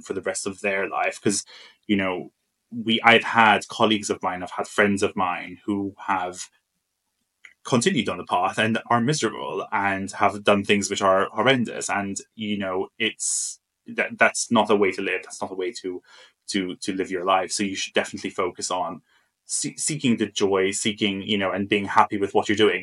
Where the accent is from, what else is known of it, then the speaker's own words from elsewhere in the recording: Malta; moved away as an adult; I'm from Malta originally. So um, I grew up in Malta um, and I went to university there